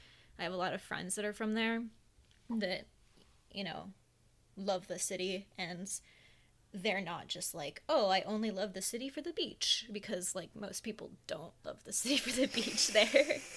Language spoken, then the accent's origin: English; Florida, United States; moved away; Maybe that was, like, a thing that I paid more attention to because I was from Florida.